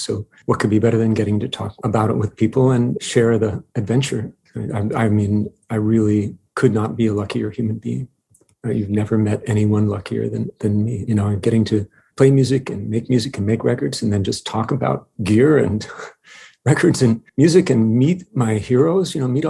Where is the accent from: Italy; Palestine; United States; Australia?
United States; Princeton, New Jersey; born there; also born or lived in New York City / La Jolla / Montreal / France; I was born in Princeton, New Jersey, lived there when I was in second grade, lived in New York City, La Jolla, California, Montreal, Amsterdam for some months, where my wife is from.